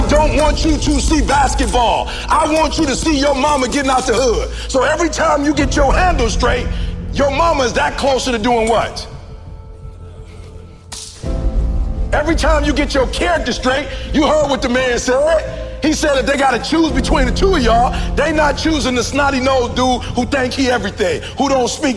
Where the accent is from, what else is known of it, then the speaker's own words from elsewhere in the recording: Chicago, Illinois, United States; I'm from Chicago, South Side